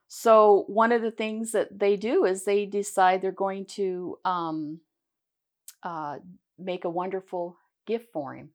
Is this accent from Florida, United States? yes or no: no; Pasco, Washington, United States; also born or lived in Richland, Washington; I was born in Pasco, uh, and I, I'm born and raised